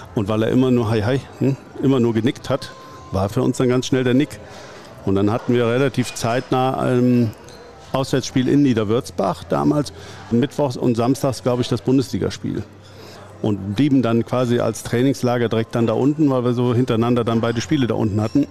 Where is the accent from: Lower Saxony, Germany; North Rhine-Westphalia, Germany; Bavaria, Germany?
North Rhine-Westphalia, Germany; Gummersbach; ich komme aus dem Gummersbacher Umfeld, bin nach wie vor hier auch wohl gebürtig wie hier wohnen geblieben